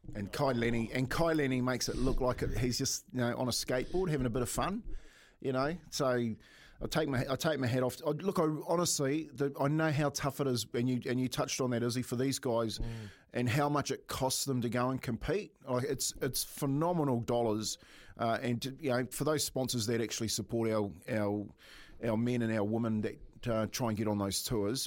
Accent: Waitara, Taranaki, New Zealand; I grew up in Waitara

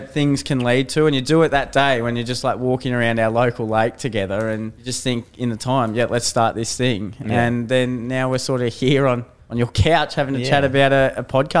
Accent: Ballarat, Victoria, Australia; born there; We've come from the same sort of part.

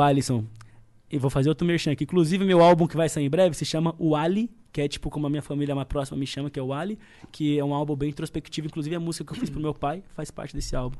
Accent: Osasco, São Paulo, Brazil; also born or lived in Itaueira, Piauí; now in Carapicuíba, Brazil; porque eu nasci no Piauí, mas me criei em Osasco

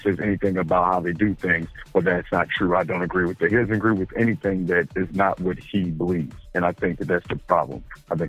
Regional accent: Philadelphia, Pennsylvania, United States; now in Baltimore, United States; born in Philly, raised in Philly.

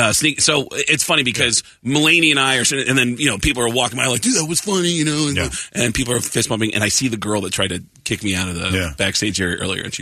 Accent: New York, United States; moved away; also born or lived in Seattle; I'm from New York, but Seattle's where my career started.

